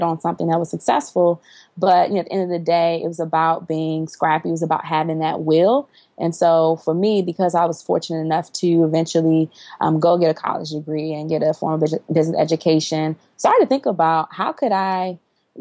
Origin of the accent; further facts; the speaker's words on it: Washington, District of Columbia, United States; was born and raised in Washington, D.C.